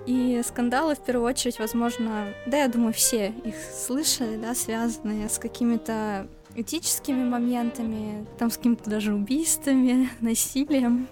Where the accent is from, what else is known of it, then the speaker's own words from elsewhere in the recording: Novosibirsk, Novosibirsk Oblast, Russia; мы с Кириллом из Новосибирска